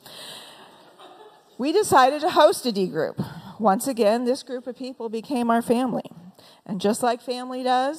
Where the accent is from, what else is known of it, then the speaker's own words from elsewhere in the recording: West Coast, United States; moved away as an adult; also born or lived in Bellingham, Washington; now in Philadelphia, United States; a lonely woman from the West Coast